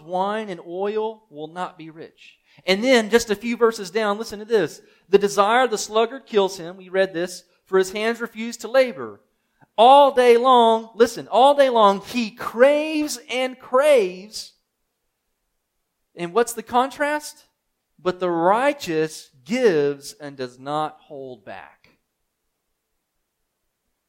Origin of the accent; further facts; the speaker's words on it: United States; I'm thinking as an American